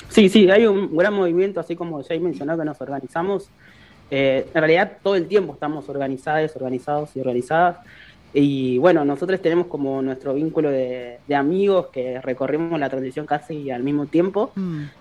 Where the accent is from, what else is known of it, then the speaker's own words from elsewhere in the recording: Córdoba, Argentina; yo soy de Córdoba